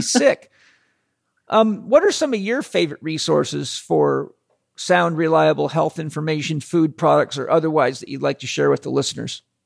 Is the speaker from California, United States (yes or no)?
yes; Southern California, United States; we come from Southern California